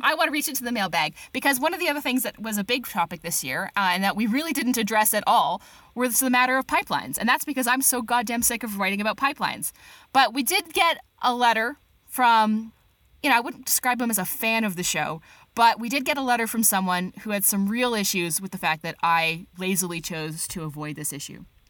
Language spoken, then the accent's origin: English; Canada